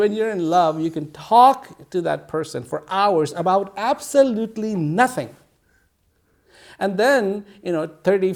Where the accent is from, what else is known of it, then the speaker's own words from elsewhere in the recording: Dehradun, Uttarakhand, India; moved away; When I was growing up in Dehradun, we used to have mango trees